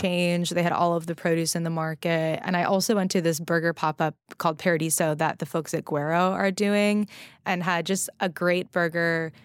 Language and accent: English; Los Angeles, California, United States; moved away; I was out in L A, which is where I grew up